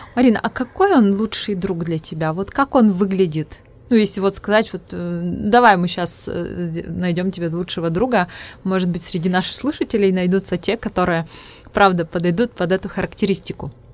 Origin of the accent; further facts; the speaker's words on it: Udmurtia, Russia; accent: Udmurt; first language Udmurt; Russian is a second language; у меня акцент, да, свой родной язык, у меня удмуртский, поэтому у меня акцент своеобразный, вот удмуртский.